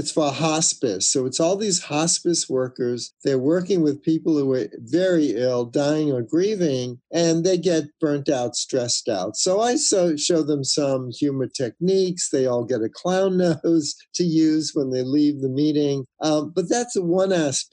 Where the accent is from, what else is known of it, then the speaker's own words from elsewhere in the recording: New York, United States; moved away; New York a couple of weeks ago, middle of summer, usually very hot. It's my hometown